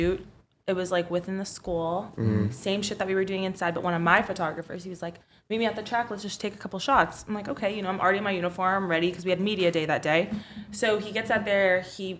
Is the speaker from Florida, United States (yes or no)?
yes; Florida, United States; moved away; I'm from Florida.